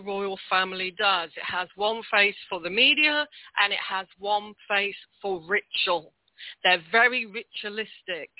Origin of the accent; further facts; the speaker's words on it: United Kingdom; as a Brit